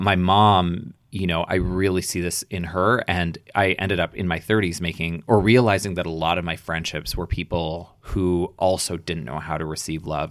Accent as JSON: {"language": "English", "town": "Edmonton", "region": "Alberta", "country": "Canada", "tie": "born or raised there", "also_born_or_lived": "Toronto", "moved": "yes", "said": "growing up in Edmonton"}